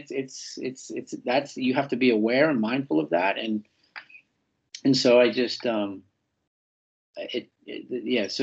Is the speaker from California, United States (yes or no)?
yes; San Francisco, California, United States; the Salesian Boys Club, where I grew up in North Beach in San Francisco